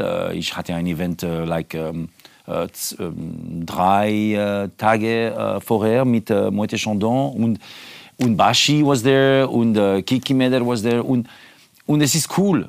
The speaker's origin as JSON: {"language": "German", "country": "Switzerland", "second_language": "German", "moved": "yes", "said": "das ist mein Heimat ist äh, der Schweiz"}